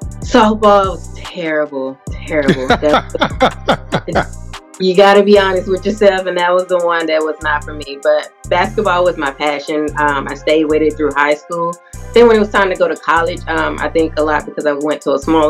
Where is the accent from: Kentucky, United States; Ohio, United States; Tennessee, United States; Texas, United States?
Tennessee, United States; I'm from Tennessee, the volunteer state